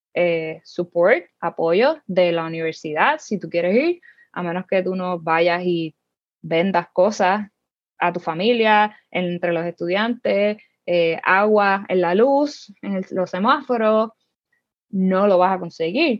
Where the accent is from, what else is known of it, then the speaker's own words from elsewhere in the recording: Humacao, Puerto Rico; moved away as an adult; also born or lived in Las Piedras, Puerto Rico; Yo soy del pueblo de Macao.